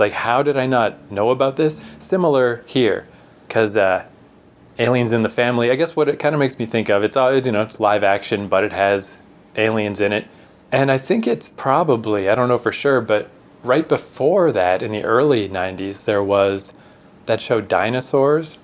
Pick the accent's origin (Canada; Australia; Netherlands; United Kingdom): Canada; we're from Canada.